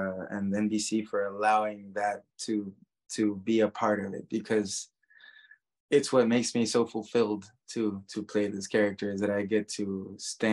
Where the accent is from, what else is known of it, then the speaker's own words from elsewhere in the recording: Guatemala; moved away; growing up in Guatemala, everyone is Catholic